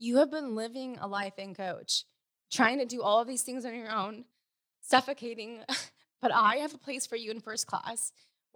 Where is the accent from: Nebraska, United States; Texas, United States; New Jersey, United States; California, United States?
California, United States; Sacramento; now in Newport Beach, United States; I was raised in the Sacramento area in Northern California